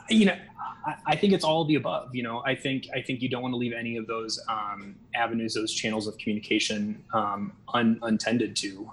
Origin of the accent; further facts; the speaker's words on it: Des Moines, Iowa, United States; moved away as an adult; now in Las Vegas, United States; I'm originally from Des Moines, Iowa, but I've been living here in Nevada for um, just over six years.